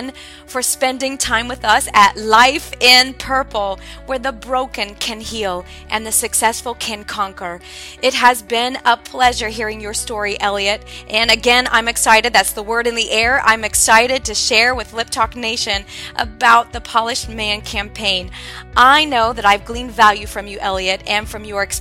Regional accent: Ohio, United States; moved away; I'm originally from Ohio

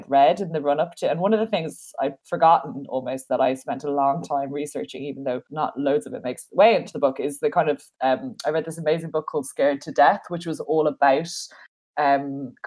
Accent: Dublin, Leinster, Ireland; I'm from Dublin, like I'm from like a city, like I didn't grow up on a farm or in a rural background

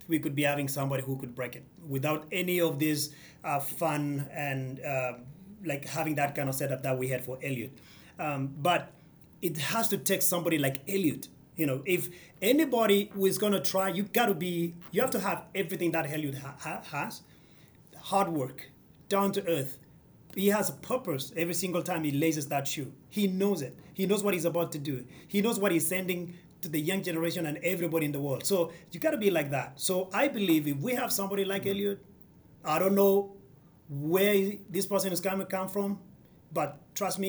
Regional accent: Kenya; now in United States

